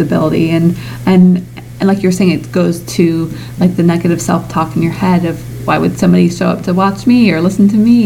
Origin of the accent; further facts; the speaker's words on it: Midwest, United States; I'm from the Midwest